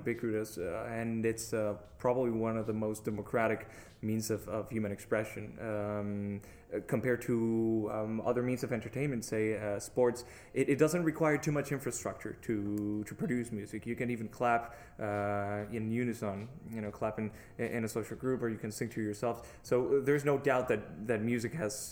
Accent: Mexico; I come from Mexico

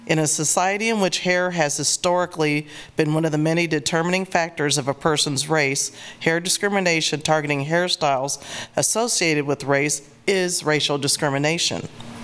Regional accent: Lawrence, Kansas, United States; I was born and raised in Lawrence.

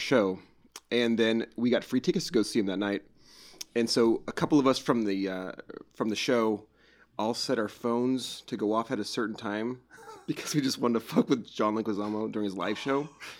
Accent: Oregon, United States; I mean, I come from Oregon, and we don't have...

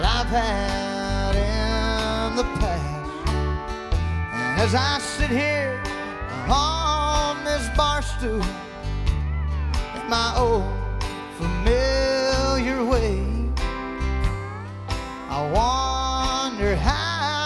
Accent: Tomball, Texas, United States; I grew up in Tomball

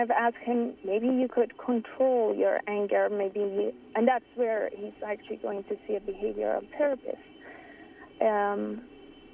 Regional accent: Iran; moved away; I grew up in Iran

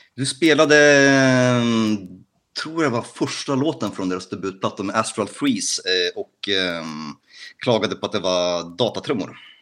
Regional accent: Gdańsk, Pomeranian Voivodeship, Poland; now in Sweden; mina hemtrakter

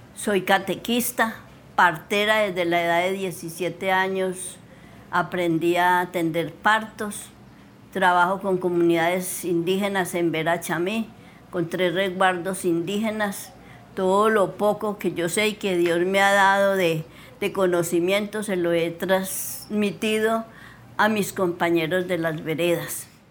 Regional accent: El Dovio, Valle del Cauca, Colombia; moved away; also born or lived in Trujillo, Valle del Cauca; Nací en el Dobio Valle, en una vereda del Guachal

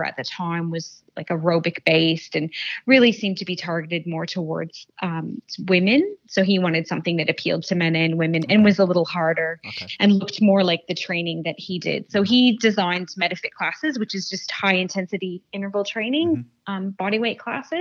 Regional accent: Canada; now in Australia; I was born and raised in Canada

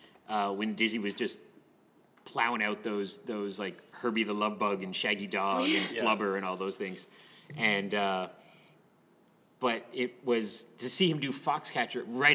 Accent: Canada; because we're Canadian

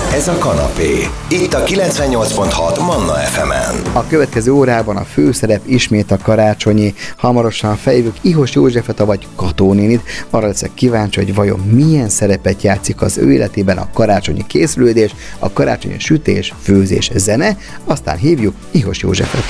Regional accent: Budapest, Hungary; én született budapesti vagyok

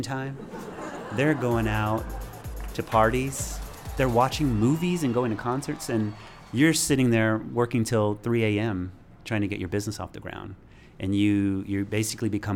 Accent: Hephzibah, Georgia, United States; growing up in Hepzibah, Georgia

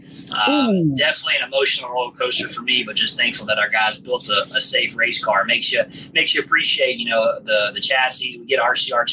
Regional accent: Forest Acres, South Carolina, United States; my hometown, Forest Acres

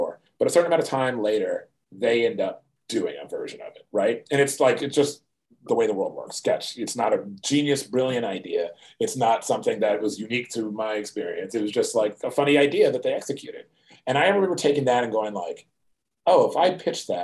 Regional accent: outside of Philadelphia, Pennsylvania, United States; moved away as an adult; also born or lived in Providence, Rhode Island; I grew up outside of Philadelphia for the most part

